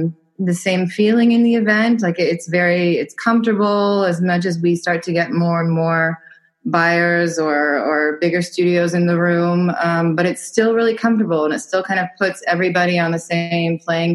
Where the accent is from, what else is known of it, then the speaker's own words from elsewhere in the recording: Dallas, Texas, United States; moved away as an adult; also born or lived in New York; now in Berlin, Germany; I'm originally from Dallas, Texas, but I lived for 10 years in New York